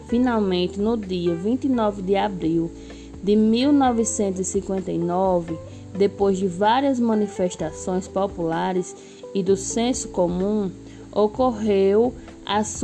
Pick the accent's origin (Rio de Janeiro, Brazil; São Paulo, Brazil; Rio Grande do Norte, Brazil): Rio Grande do Norte, Brazil; Caicó; moved away as an adult; now in São Bento, Brazil; tenho 29 anos, sou natural de Caicó, Rio Grande do Norte. Atualmente estou morando na cidade de São Bento há seis anos.